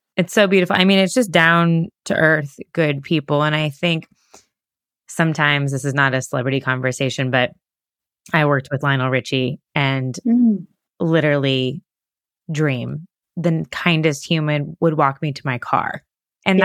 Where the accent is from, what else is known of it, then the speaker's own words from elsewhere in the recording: Sarasota, Florida, United States; I'm from Sarasota, Florida